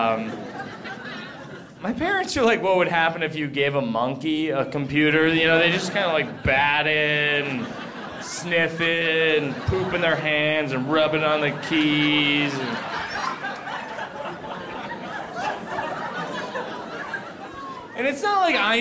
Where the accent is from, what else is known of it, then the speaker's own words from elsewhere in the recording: Boston, Massachusetts, United States; I grew up in Boston